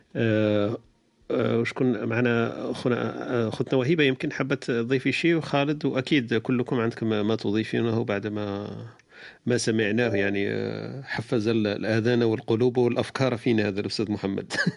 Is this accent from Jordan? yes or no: no; Algeria; احنا كجزائريين